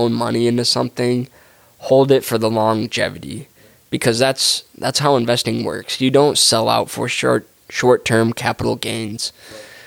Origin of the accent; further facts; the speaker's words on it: Detroit, Michigan, United States; We're from the Motor City, so right. It's like, man, this is, the automotive industry is part of our blood and soul